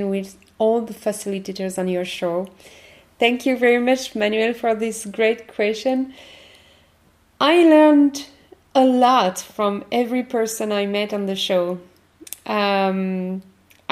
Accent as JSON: {"language": "English", "country": "France", "accent": "French", "second_language": "English", "said": "my French accent"}